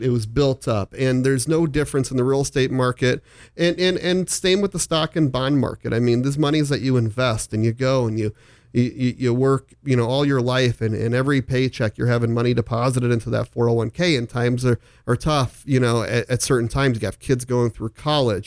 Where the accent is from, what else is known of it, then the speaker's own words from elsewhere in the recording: Omaha, Nebraska, United States; also born or lived in Phoenix; I'm back in Omaha. I'm born and raised here